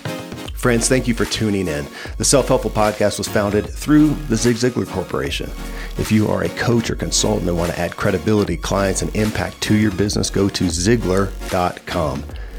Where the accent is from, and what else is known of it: Kentucky, United States; born or raised there